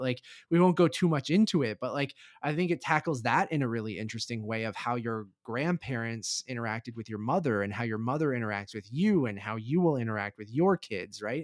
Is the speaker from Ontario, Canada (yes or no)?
yes; Toronto, Ontario, Canada; we're from Toronto